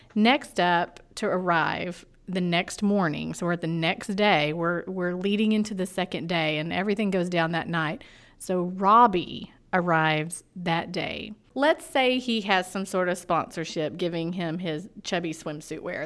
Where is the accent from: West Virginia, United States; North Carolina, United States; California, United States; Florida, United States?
Florida, United States; I'm from Florida, and I, and I like that Southern drawl